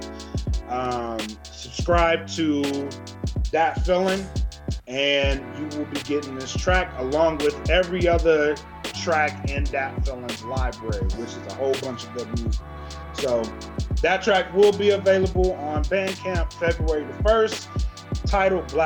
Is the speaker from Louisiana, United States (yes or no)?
yes; Louisiana, United States; I'm from Louisiana